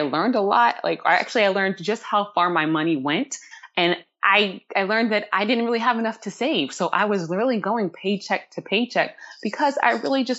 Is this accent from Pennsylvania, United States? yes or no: no; Charlottesville, Virginia, United States; moved away as an adult; also born or lived in Brooklyn, New York / Manhattan, New York; my days growing up in Charlottesville, Virginia